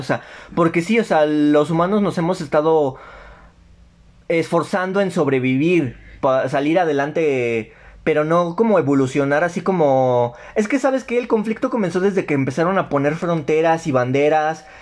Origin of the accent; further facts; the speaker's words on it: Mexico; somos mexicanos todos